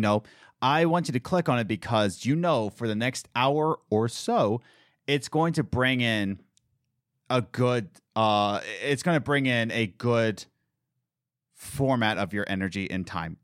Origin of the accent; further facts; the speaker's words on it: Philadelphia, Pennsylvania, United States; I'm from Philadelphia